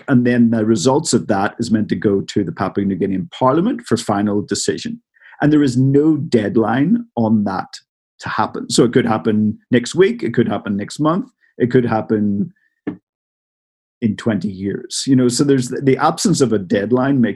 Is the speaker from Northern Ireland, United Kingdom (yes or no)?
yes; Northern Ireland, United Kingdom; moved away; I'm from Northern Ireland originally